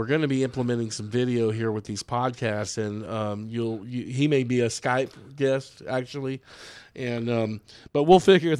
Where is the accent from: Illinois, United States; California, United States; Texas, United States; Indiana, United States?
Texas, United States; Austin; also born or lived in Williamson County, Texas; I live in Williamson County now. And I grew up in North Austin